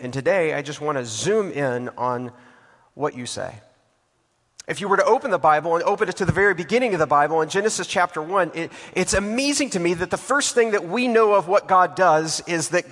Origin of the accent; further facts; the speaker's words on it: Texas, United States; now in Atlanta, United States; I'm from Texas